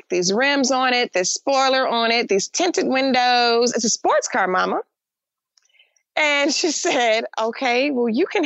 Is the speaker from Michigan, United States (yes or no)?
yes; Detroit, Michigan, United States; I grew up in Detroit, Michigan, which was 80% African-American or 88% African-American at the time.